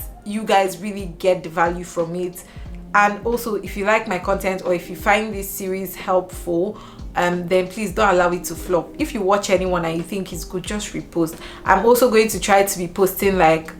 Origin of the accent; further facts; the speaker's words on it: Nigeria; now in United Kingdom; as a Nigerian, as an African